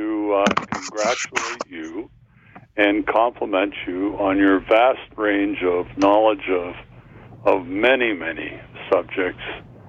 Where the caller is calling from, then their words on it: Brantford, Ontario, Canada; I'm calling from Brantford.